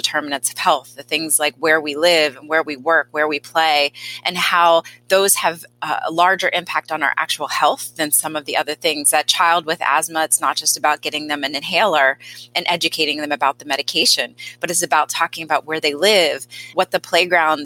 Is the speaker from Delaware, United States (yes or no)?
yes; Delaware, United States; had a lot of personal experiences growing up in Delaware